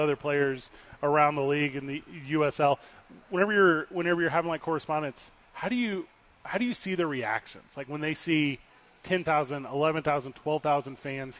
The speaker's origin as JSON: {"language": "English", "town": "St. Louis", "region": "Missouri", "country": "United States", "moved": "yes", "lives_now": "Albuquerque, United States", "said": "I moved here from St. Louis, Missouri, and the language was a barrier for me."}